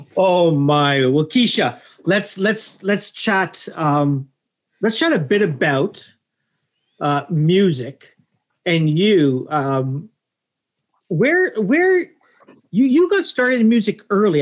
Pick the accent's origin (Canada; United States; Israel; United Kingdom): Canada; Toronto, Ontario; Scarborough, uh, my my hometown, my my current town